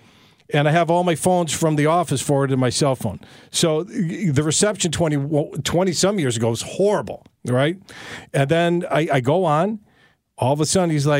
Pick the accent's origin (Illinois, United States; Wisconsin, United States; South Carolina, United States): Illinois, United States; Des Plaines; also born or lived in Brooklyn, New York / Chicago; I grew up in Des Plaines